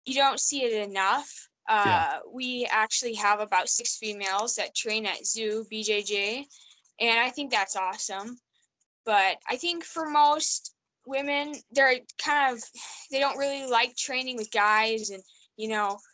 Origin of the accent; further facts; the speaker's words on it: Potomac, Montana, United States; now in Missoula, United States; So I grew up in Potomac, Montana.